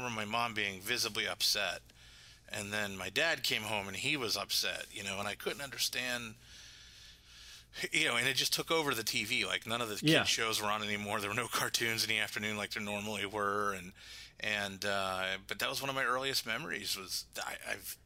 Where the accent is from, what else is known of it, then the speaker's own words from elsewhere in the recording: Pittsburgh, Pennsylvania, United States; I grew up in Pittsburgh